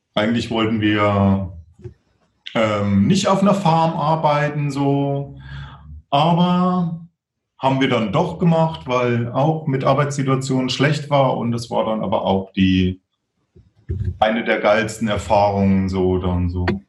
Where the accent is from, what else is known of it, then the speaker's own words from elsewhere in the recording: Thuringia, Germany; now in Regensburg, Germany; die dann in äh, Thüringen war, so, also wo ich herkomme